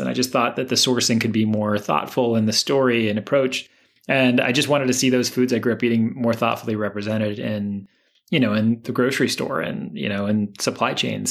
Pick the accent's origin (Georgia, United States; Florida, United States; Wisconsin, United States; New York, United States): Florida, United States; Miami; moved away as an adult; also born or lived in Brooklyn; growing up in Miami